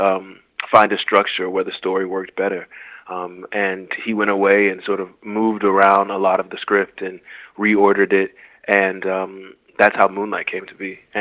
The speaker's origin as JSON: {"language": "English", "town": "Miami", "region": "Florida", "country": "United States", "tie": "born or raised there", "said": "growing up in Liberty City"}